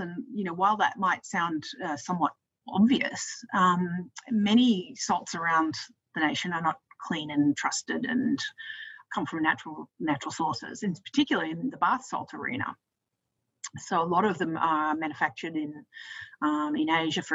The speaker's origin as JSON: {"language": "English", "country": "Australia", "also_born_or_lived": "United States", "said": "when I moved back to Australia, because I'm from Australia"}